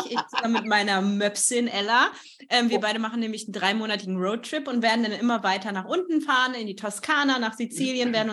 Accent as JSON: {"language": "German", "town": "Bockenem", "region": "Lower Saxony", "country": "Germany", "said": "weil ich komme eigentlich aus Niedersachsen"}